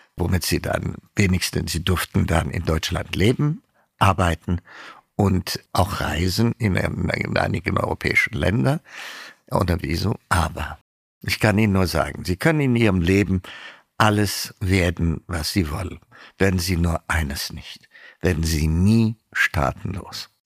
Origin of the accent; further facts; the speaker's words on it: Ethiopia; moved away as an adult; also born or lived in Tübingen, Germany; now in Germany; ich bin Äthiopier